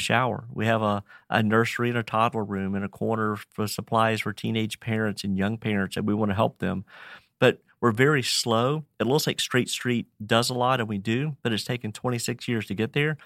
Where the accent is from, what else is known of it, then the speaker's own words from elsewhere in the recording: Roanoke, Virginia, United States; Farmer, born and raised in Roanoke, Virginia, I've been here fifty-six years